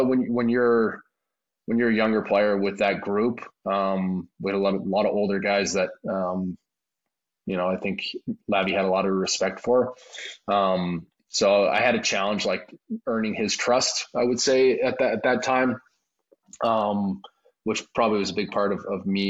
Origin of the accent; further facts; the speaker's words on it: Maple Ridge, British Columbia, Canada; moved away; my hometown in Maple Ridge, the Cam Neely Arena where I grew up playing